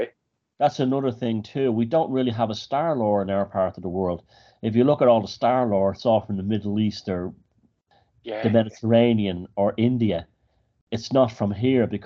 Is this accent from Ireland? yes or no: yes; Dublin, Leinster, Ireland; I grew up in Dublin